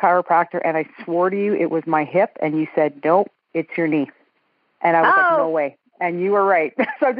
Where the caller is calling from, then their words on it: Edmonton, Alberta, Canada; I'm calling from Edmonton, Alberta, Canada.